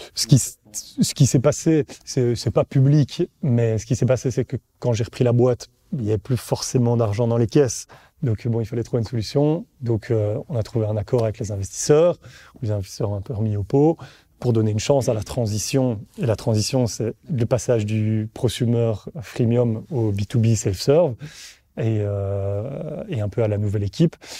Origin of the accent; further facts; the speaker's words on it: Brussels, Brussels-Capital Region, Belgium; accent: Belgian; je suis bruxellois